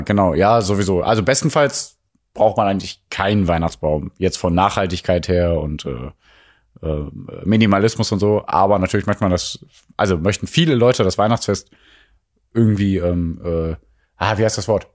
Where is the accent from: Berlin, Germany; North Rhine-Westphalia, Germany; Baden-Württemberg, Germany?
North Rhine-Westphalia, Germany; Mülheim an der Ruhr; Also wir kommen aus Mülheim, wir kommen aus dem Ruhrgebiet, Ruhrgebiet